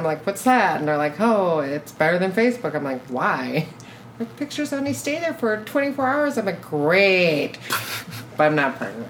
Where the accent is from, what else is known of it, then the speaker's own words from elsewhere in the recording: South Korea; And I am from Korea